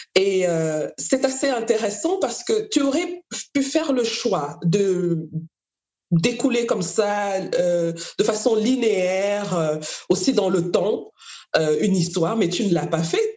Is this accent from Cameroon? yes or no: yes; Cameroon; moved away; moi aussi je viens du Cameroun